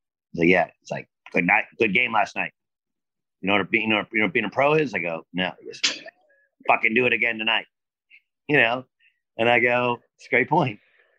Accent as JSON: {"language": "English", "area": "near Long Beach", "region": "California", "country": "United States", "tie": "born or raised there", "said": "Summer League was in Long Beach, which is close to where I grew up."}